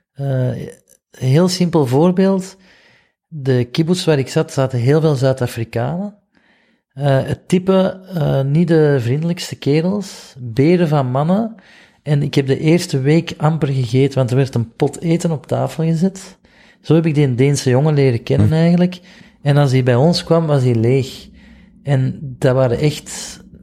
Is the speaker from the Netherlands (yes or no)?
no; Flanders, Belgium; ik kom uit België